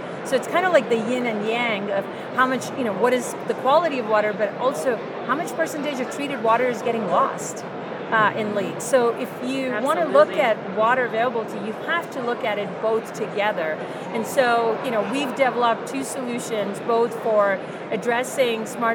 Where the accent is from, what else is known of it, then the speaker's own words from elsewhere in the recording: India; moved away; I grew up in India